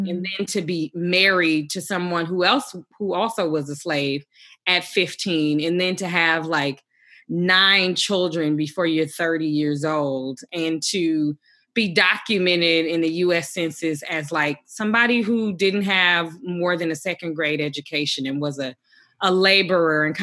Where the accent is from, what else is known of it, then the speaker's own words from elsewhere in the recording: Milwaukee, Wisconsin, United States; I grew up in the Midwest in Milwaukee. Um, in a lot of ways, that's a, a working poor community, deeply, deeply segregated, predominantly Black community.